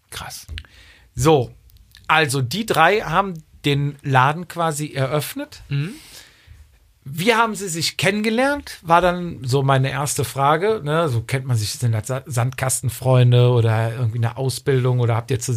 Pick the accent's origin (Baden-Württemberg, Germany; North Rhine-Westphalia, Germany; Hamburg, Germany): North Rhine-Westphalia, Germany; Cologne; born there; ich bin gebürtiger Kölner, ne?